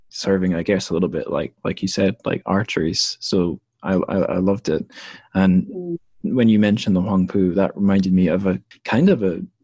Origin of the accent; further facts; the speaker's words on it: Dundee, Scotland, United Kingdom; I'm from Dundee, which sits on the River Tay near where it meets the North Sea, I think, where it goes off the east coast of Scotland